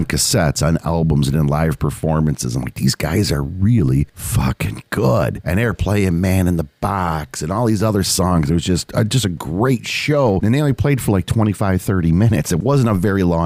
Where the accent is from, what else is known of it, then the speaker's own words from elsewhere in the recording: United States; I'm American, man. I'm in America. I speak English.